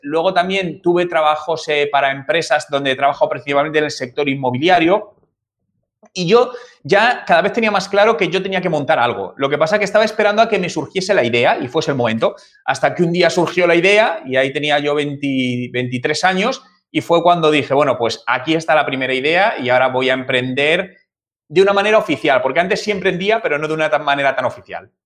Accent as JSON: {"language": "Spanish", "town": "Madrid", "region": "Community of Madrid", "country": "Spain", "tie": "born or raised there", "moved": "as an adult", "said": "Yo soy de, yo soy de Madrid, yo nací en el año 1980 en, Madrid Centro, en la, en la, en la capital. Y ahí he vivido prácticamente toda mi vida"}